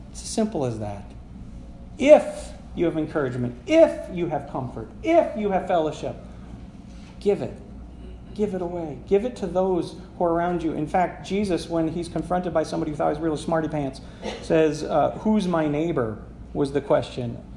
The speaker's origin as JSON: {"language": "English", "town": "Sagola", "region": "Michigan", "country": "United States", "tie": "born or raised there", "said": "I grew up in Sagola."}